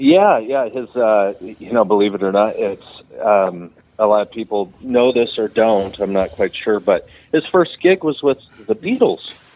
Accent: Redding, California, United States; also born or lived in Texas / Nashville, Tennessee; I grew up in Redding

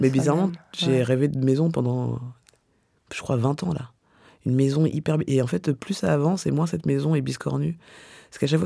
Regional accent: Clichy, Île-de-France, France; born there; Alors, je suis née à Clichy, mais j'ai grandi partout.

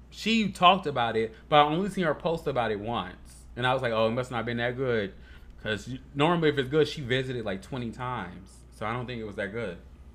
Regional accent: Chicago, Illinois, United States; Like, growing up in Chicago is so different than anywhere else.

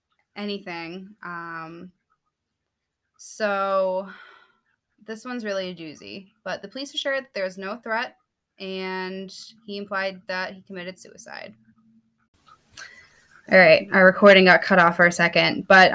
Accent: Plymouth, Massachusetts, United States; growing up in Plymouth Harbor

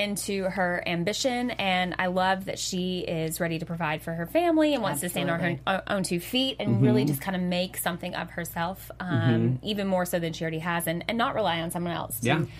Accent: Nashville, Tennessee, United States; moved away as an adult; now in Los Angeles, United States; I've been out in L.A. for about 7 years almost, but my roots are still in Nashville.

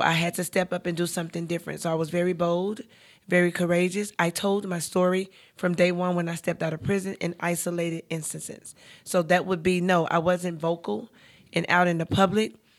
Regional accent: Charlotte, North Carolina, United States; I'm born and raised in Charlotte

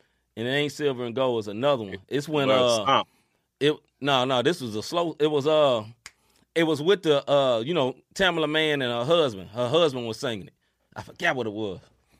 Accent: New Jersey, United States; I'm from Jersey

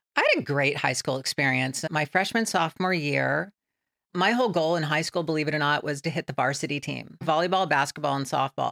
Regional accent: San Bernardino, California, United States; I grew up in San Bernardino, California

